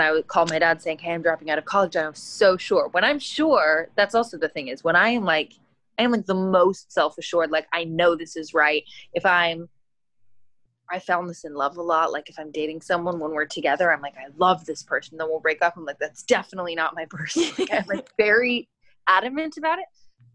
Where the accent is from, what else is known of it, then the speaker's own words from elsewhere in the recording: Canada; now in United States; as a Canadian citizen